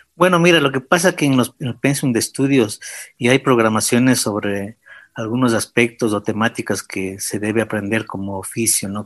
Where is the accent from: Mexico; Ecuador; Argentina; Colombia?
Ecuador; Quito, Pichincha; yo nací en Quito el año de 1957